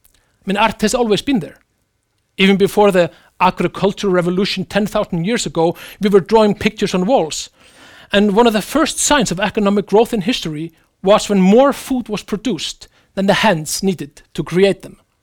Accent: Iceland; my home country, Iceland

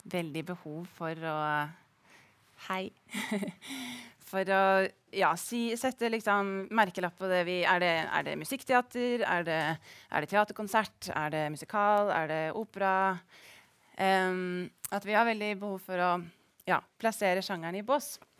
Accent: Rygge, Østfold, Norway; now in Stavanger, Norway; Jeg er fra Rygge i Østfold

